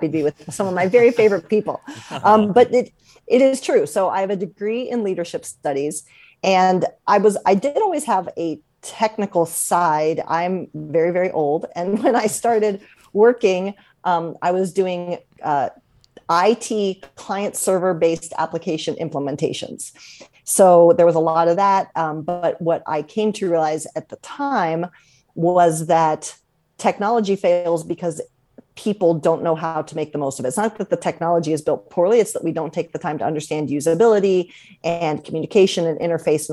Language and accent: English; Columbus, Ohio, United States; moved away; also born or lived in Washington, D.C.; So I grew up in Columbus, Ohio, and back then there was no hockey